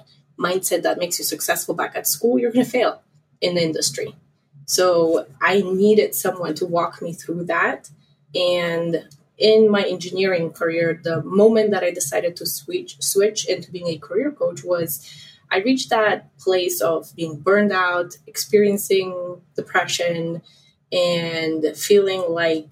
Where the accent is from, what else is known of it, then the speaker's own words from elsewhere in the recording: Poland; moved away as an adult; now in United States; I'm originally from Poland